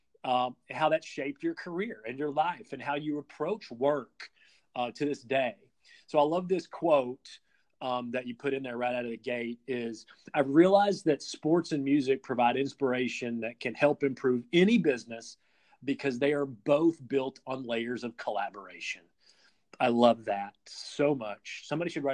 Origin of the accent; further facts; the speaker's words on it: Kentucky, United States; I'm born and raised in Kentucky